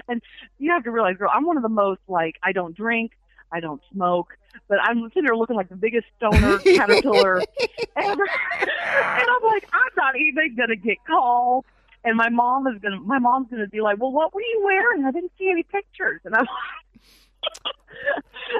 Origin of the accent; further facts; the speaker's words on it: Fayetteville, Arkansas, United States; now in Ohio, United States; from Fayetteville, Arkansas, originally. Mm-hmm. Yes, born and raised